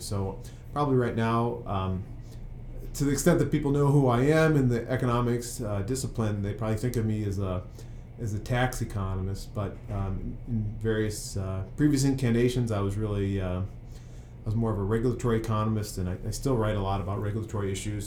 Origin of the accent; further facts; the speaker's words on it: Peoria, Illinois, United States; now in Washington, D.C., United States; I'm from Peoria, Illinois